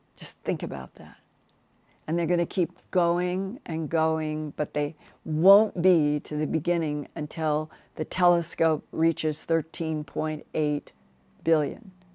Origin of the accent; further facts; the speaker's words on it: United States; I grew up as an American